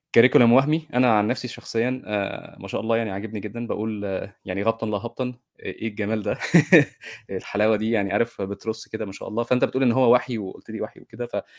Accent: Egypt; احنا كمصريين

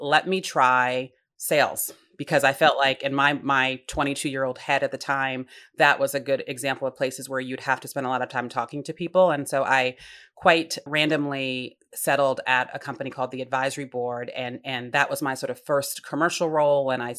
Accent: Rhode Island, United States; So Rhode Island, smallest state in the nation, very tight community.

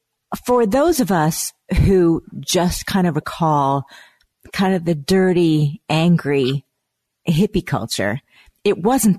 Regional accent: San Francisco Bay Area, California, United States; I am from the Bay Area, and I know what all that hippie world entailed. I was a baby at the time

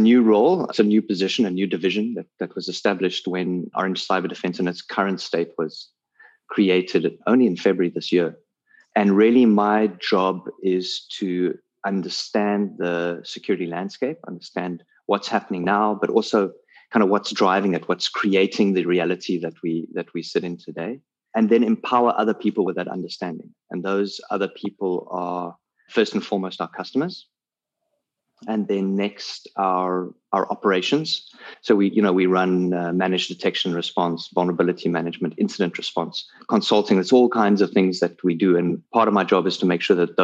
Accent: South Africa; I'm a South African based in Cape Town

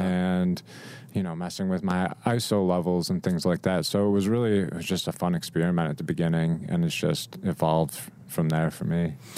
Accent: Rochester, New York, United States; moved away as an adult; now in Nashville, United States; I grew up in Rochester, so Kodak was a big thing.

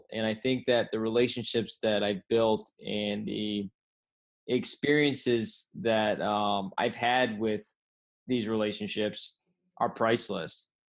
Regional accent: Rhode Island, United States; now in California, United States; When I came out to California from Rhode Island, you know, a lot of people thought I was going to be back in 1 month.

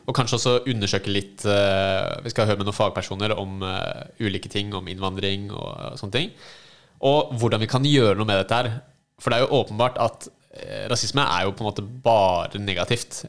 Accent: Oslo, Norway; also born or lived in United States; jeg er født og oppvokst i Oslo

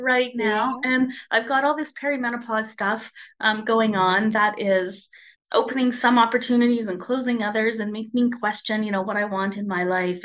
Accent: Spruce Grove, Alberta, Canada; I've decided to open up a chapter here in my hometown of Spruce Grove

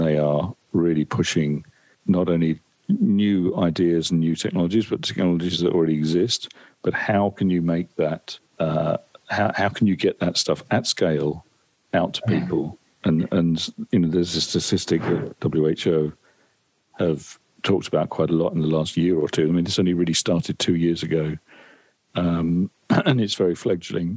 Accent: Essex, East of England, United Kingdom; my local town where I grew up in Essex

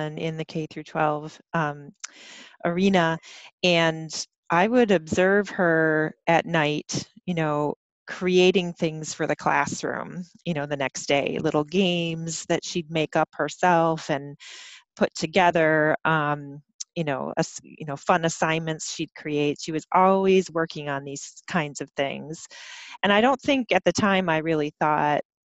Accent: Michigan, United States; now in Madison, United States; I'm not from here originally, I'm from Michigan

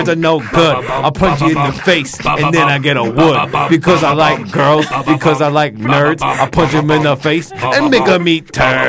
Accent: Staten Island, New York, United States

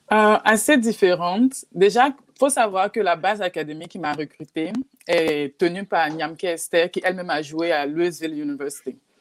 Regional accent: Côte d’Ivoire; moved away; also born or lived in Texas / Oklahoma; chez nous en Côte d'Ivoire

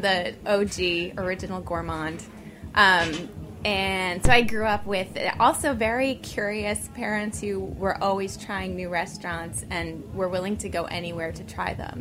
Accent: New York City, New York, United States; growing up in New York City

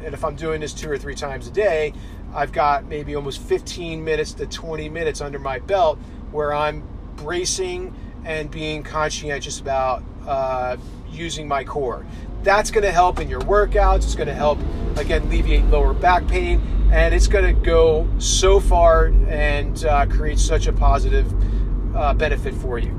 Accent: New Jersey, United States; my hometown in New Jersey

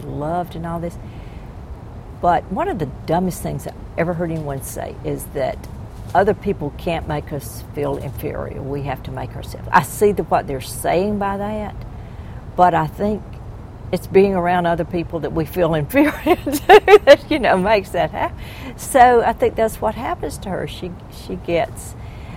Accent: the South, United States; I am a Southerner.

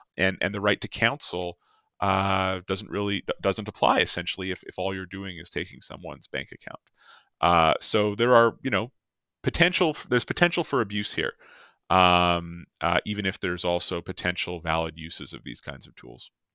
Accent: Canada

